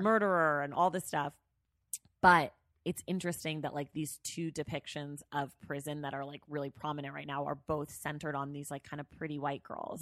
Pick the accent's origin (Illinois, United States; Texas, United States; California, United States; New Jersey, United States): California, United States; Bay Area; moved away; also born or lived in New York; I'm from the Bay Area.